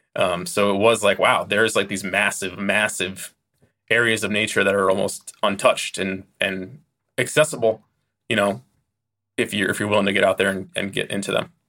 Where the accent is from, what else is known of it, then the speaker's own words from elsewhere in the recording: United States; as an American